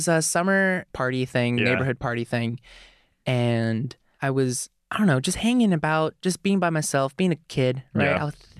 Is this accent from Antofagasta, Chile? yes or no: no; Santiago, Santiago Metropolitan Region, Chile; born there; So, I mean, I was born in Chile, Santiago, but my dad was like an engineer.